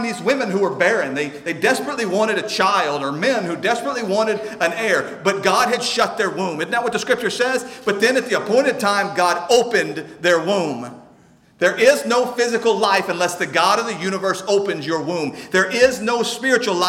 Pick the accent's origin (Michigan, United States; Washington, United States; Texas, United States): Texas, United States; North Shore; We're close enough to my hometown that some of you know people from North Shore